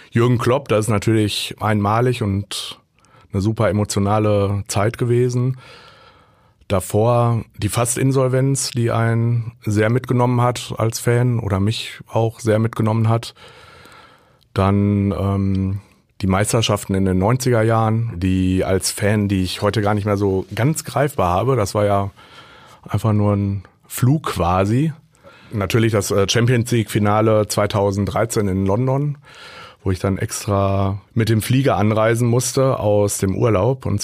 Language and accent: German; Hagen, North Rhine-Westphalia, Germany; born there; Ich bin gebürtiger Hagener